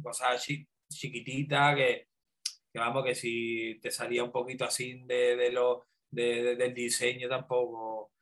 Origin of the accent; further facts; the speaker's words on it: Andalusia, Spain; donde yo nací, eh, donde yo empecé a trabajar y, me he criado, el estudio de tatuaje más cerca yo lo tenía a una hora en coche